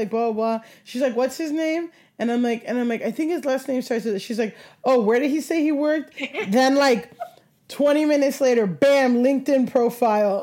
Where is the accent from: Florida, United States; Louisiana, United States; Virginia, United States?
Florida, United States; Miami; I grew up in Miami